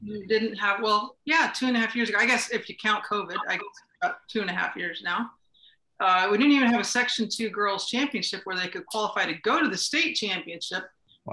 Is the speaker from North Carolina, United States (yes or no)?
no; Wilton, New York, United States; I grew up in Wilton